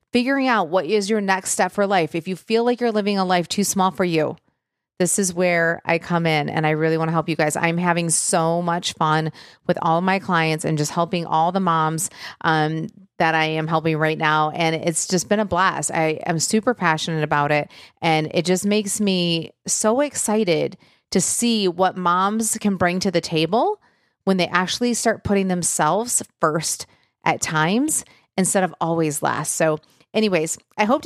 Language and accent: English; Michigan, United States; I'm from Michigan, and so grew up very close to Windsor